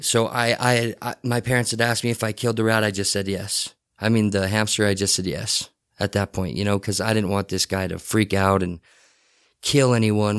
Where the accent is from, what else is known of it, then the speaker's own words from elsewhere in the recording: Salt Lake City, Utah, United States; the Rose Park area was kind of my, was kind of where I was born and raised